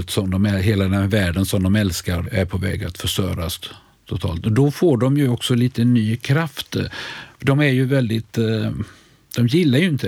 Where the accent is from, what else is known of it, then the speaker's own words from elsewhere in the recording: Sweden; Det känns, som svensk känner man ju sig lite, undrar man lite vad som är på gång i den där skildringen.